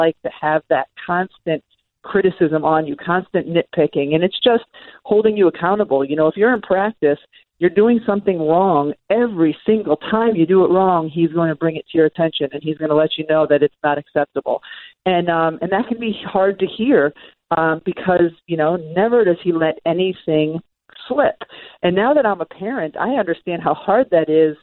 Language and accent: English; Massachusetts, United States; I grew up in Massachusetts, but right on the border of Connecticut